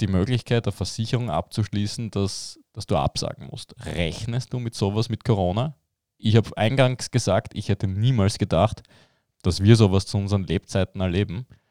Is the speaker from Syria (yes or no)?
no; Belgium; ich als Belgier